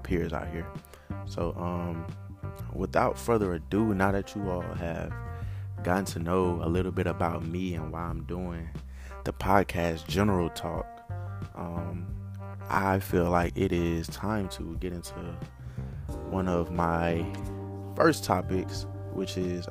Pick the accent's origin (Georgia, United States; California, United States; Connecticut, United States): Georgia, United States; Atlanta; moved away as an adult; also born or lived in Macon, Mississippi; now in Mississippi, United States; I'm originally from Macon, Mississippi. However, I was groomed in the heart of Atlanta